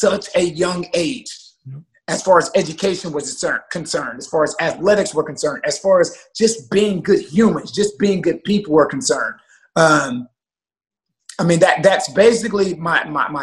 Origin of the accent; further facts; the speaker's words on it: Columbus, Ohio, United States; I grew up in the inner city of Columbus, Ohio, a block away from the projects